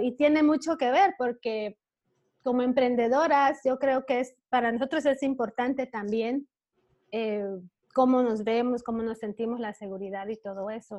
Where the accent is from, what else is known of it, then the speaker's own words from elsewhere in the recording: Belize; moved away as an adult; now in Chicago, United States; yo originalmente soy de Belice